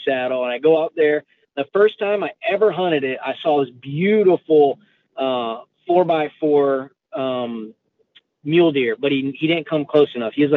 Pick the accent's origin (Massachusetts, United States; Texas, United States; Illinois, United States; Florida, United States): Florida, United States; Pensacola; moved away as an adult; also born or lived in Colorado; I grew up in Pensacola, Florida